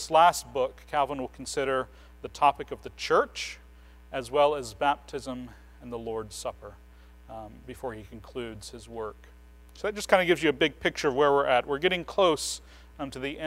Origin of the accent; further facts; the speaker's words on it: United States; As modern American evangelicals